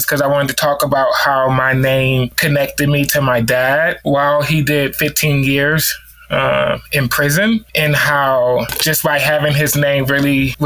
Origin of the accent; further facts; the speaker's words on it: New Orleans, Louisiana, United States; now in Knoxville, United States; I'm from New Orleans, Louisiana, here in the States. So across the pond. But I currently live in Tennessee, Knoxville, Tennessee.